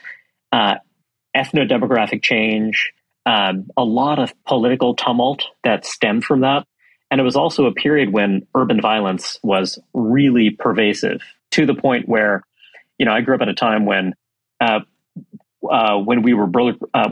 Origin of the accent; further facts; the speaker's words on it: New York City, New York, United States; I grew up in Brooklyn, New York